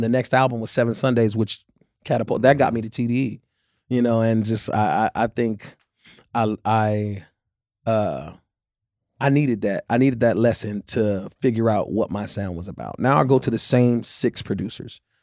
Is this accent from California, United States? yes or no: yes; Inglewood, California, United States; I'm from the Top Side in Inglewood